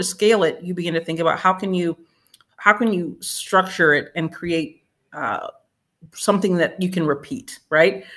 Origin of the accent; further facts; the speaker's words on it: Winston-Salem, North Carolina, United States; now in Durham, United States; my hometown of Winston-Salem